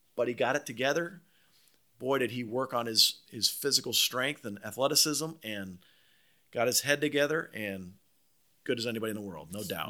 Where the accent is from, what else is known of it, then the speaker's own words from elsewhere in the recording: Palm Beach, Florida, United States; growing up in Palm Beach, I mean, I played a lot of golf with Calcavecchia